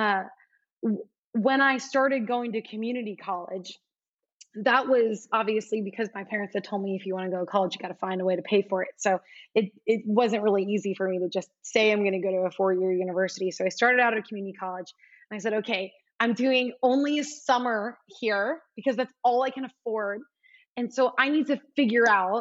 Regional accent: South Florida, United States; moved away as an adult; also born or lived in Alabama / New York City / Brazil; being from South Florida

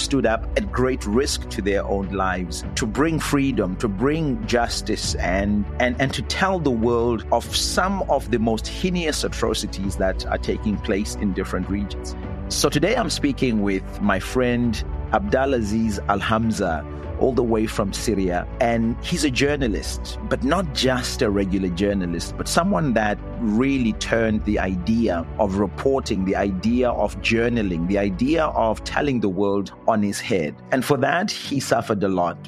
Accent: Zimbabwe; moved away as an adult; I'm from Zimbabwe, where I started a citizens' movement

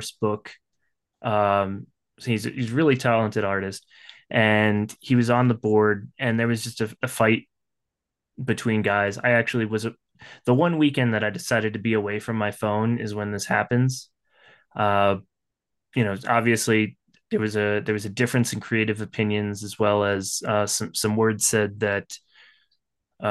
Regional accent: the North, United States; I'm from the North

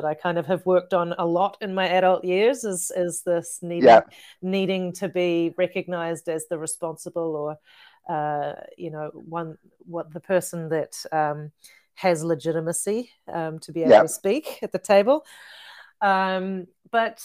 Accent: Whakatane, Bay of Plenty, New Zealand; also born or lived in Tokoroa, New Zealand / Rotorua, New Zealand; I was born in Whakatane, a lot of my growing up there, and also in Tokoroa and Rotorua.

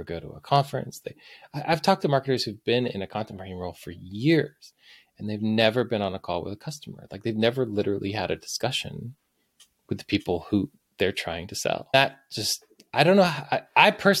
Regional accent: Dayton, Ohio, United States; I live and work out of my hometown here in Dayton, Ohio

